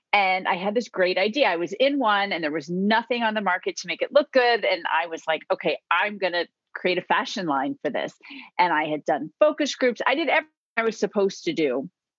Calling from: Virginia, United States; I am in Virginia, right outside of Washington, D.C.

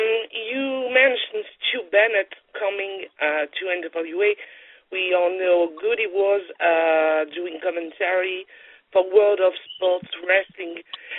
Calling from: France; I'm calling you from France.

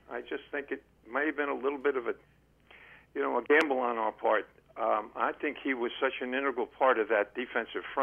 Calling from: Columbia, Maryland, United States; Yeah, Len from Columbia, Maryland.

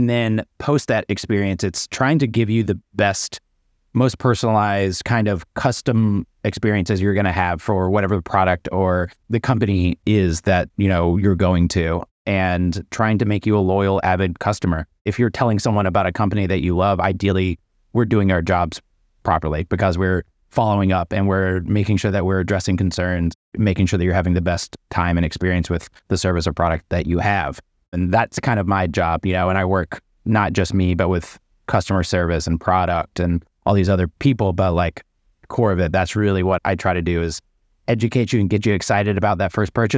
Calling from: Brooklyn, New York, United States; I'm in Brooklyn, New York.

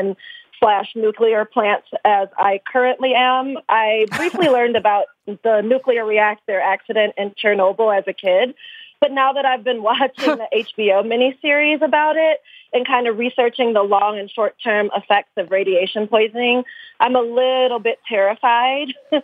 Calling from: Detroit, Michigan, United States; From a sunny, beautiful Detroit, Michigan, which it will be that way for probably another 4 hours.

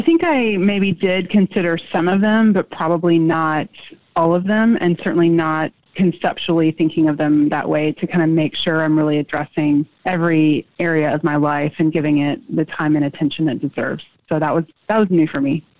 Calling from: Houston, Texas, United States; I am calling from Houston, Texas

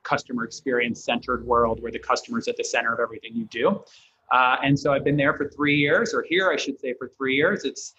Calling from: San Francisco, California, United States; Very sunny, San Francisco. We don't always get sun, so I'm going to enjoy the brief moment before the fog rolls in.

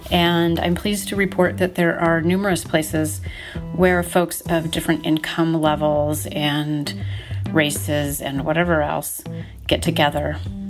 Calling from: central Oregon, United States; I'm calling from the edge of the forest near the desert in central Oregon.

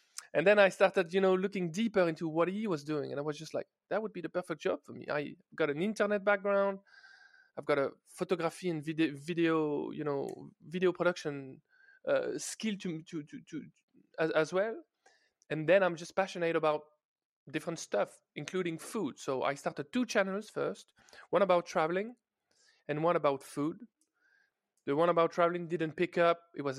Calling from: Paris, Île-de-France, France; I'm joining you from Paris, guys, from France, from my freshly renovated office.

